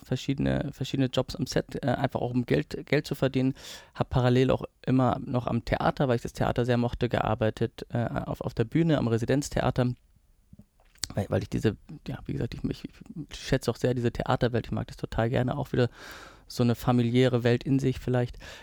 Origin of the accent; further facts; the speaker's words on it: near Perugia, Umbria, Italy; also born or lived in Lower Bavaria, Germany; now in Germany; ich bin ja auf, dort auf dem Land äh, groß geworden. Ähm, also es war in der Nähe von Perugia